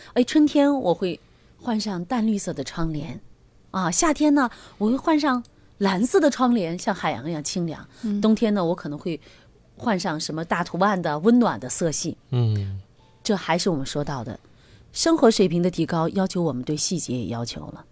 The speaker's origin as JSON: {"language": "Chinese", "country": "China", "said": "我们中国人哈，就我们的民族文化哈"}